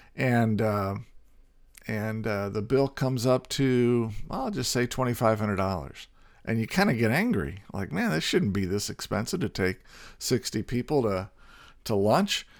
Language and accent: English; Indiana, United States; I grew up in Indiana and played basketball